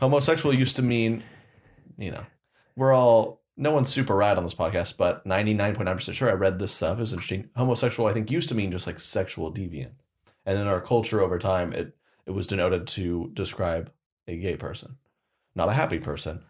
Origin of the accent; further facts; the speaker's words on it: Oklahoma, United States; moved away; back to Oklahoma, born and raised, love Oklahoma